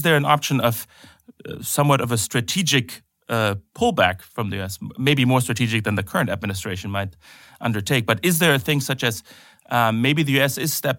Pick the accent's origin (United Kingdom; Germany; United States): Germany; at least in my home country of Germany, a little too much.